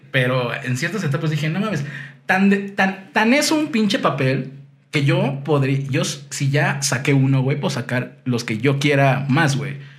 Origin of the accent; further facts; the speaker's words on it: Cancún, Quintana Roo, Mexico; crecí en Cancún